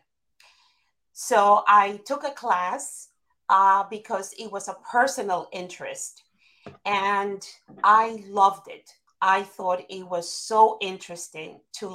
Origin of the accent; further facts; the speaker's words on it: Caribbean coast of Colombia, Colombia; first language Spanish; English is a second language; moved away as an adult; now in United States; I am Colombian, and more specifically, I am from the Caribbean coast, from the Atlantic